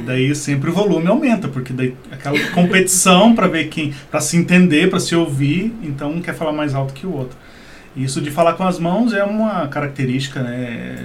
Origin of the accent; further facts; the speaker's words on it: Brazil; nós brasileiros aqui